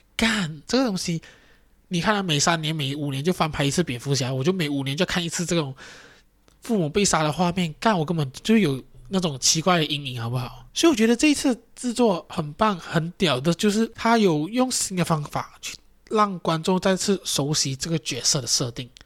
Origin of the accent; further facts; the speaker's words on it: Johor, Malaysia; also born or lived in Kampar, Perak; 虽然我是一个洁碧人，但是我不是柔佛周旋民哦，因为我的地址呢是在Perak的干巴